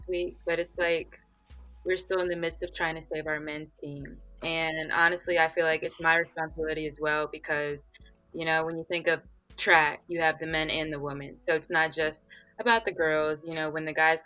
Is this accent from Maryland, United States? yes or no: yes; Calvert County, Maryland, United States; moved away as an adult; I'm from Calvert County, Maryland